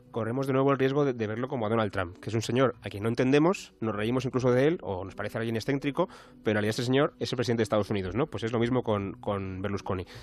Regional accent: Italy; Spanish is a second language; la única alternativa que nos queda, eh, siendo italianos, quiero decir, eh, es el movimiento cinco estrellas.

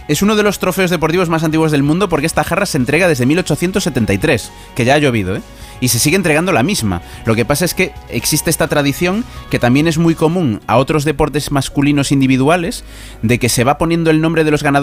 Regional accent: A Coruña, Galicia, Spain; yo que soy de Coruña

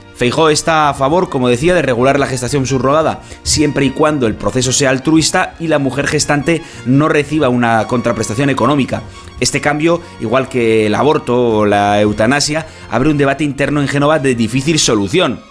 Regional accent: Navarre, Spain; somos los navarros

